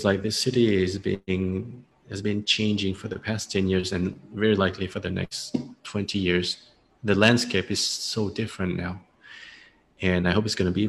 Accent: France; accent: French; now in Ho Chi Minh City, Vietnam; my French accent

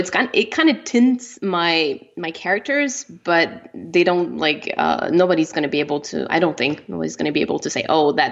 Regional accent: Canada; first language French; English is a second language; I'm French. You know, my my first language is French. I'm from Canada

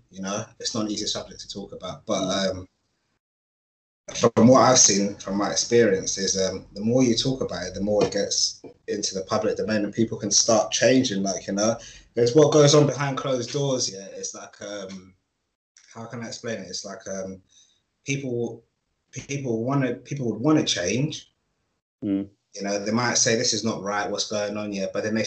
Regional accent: London, United Kingdom; I grew up in North London in the 90s, like mid-90s, as a child

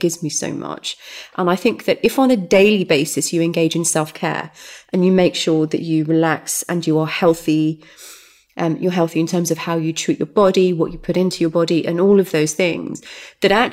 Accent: Derby, East Midlands, United Kingdom; moved away as an adult; Home is the East Midlands. Derby, City of Champions.

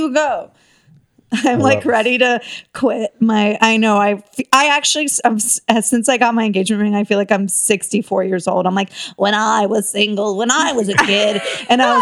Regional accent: Tampa, Florida, United States; now in Los Angeles, United States; I'm from originally, it's embarrassing, from Florida

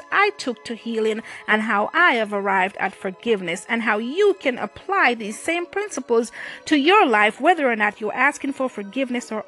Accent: Jamaica; moved away as an adult; now in United States; I grew up in Jamaica. I came to the U.S. at age 20

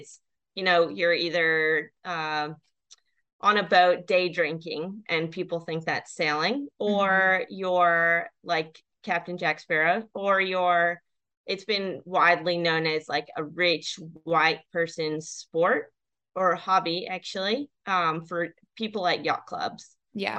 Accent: U.S. Virgin Islands; I grew up in the Virgin Islands with 80% of Black people, and I don't think I ever saw a Black sailor except for Don from a different island.

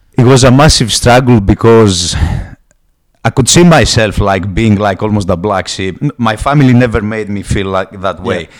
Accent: Greece; accent: Greek; English is a second language; moved away; I come from Greece. A lot of people are gonna get it straight away from the heavy accent, and uh, pretty much, I'm just a Greek guy

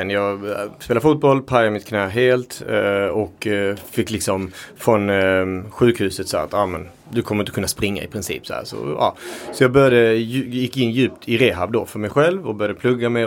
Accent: Uruguay; now in Sweden; Eh, jag kom från Uruguay från början. Vi har en väldigt stark eh, liksom, köttkultur. Men vi äter också allt på djuret.

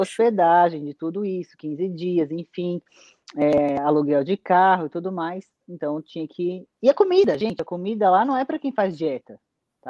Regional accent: Santa Catarina, Brazil; lá no meu estado de Santa Catarina

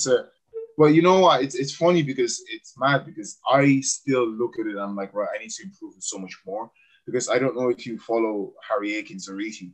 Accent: Cork, Munster, Ireland; accent: Irish; also born or lived in Cameroon; I'm from Cork

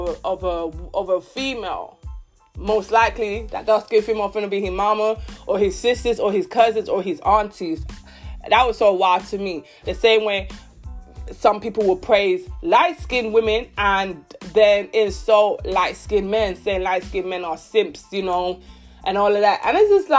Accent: London, United Kingdom; growing up in London, East London, growing up when I was in secondary school, primary school

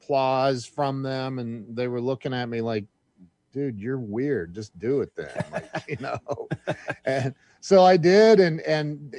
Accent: Indian Lake, Ohio, United States; about 7 years old growing up in Indian Lake, Ohio.

